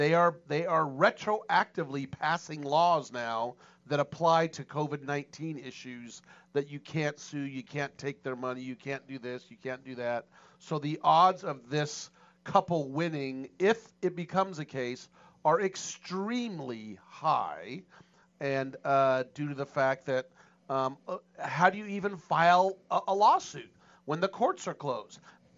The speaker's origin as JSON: {"language": "English", "region": "California", "country": "United States", "said": "I'm from California, and I just rolled into town."}